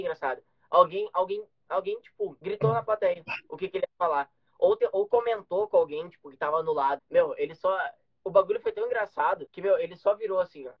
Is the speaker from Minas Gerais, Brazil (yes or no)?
no; Gaúcho, Rio Grande do Sul, Brazil